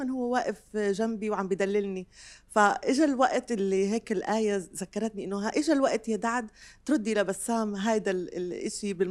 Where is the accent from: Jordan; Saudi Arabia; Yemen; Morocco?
Jordan; كيف الرب جمع بسام من لبنان وانا من الاردن